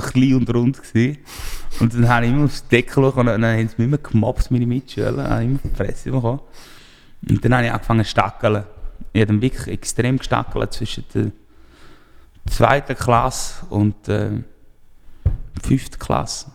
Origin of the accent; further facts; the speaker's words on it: Appenzell, Appenzell Innerrhoden, Switzerland; ich komme aus einem kleinen Dorf, ich bin in Appenzell aufgewachsen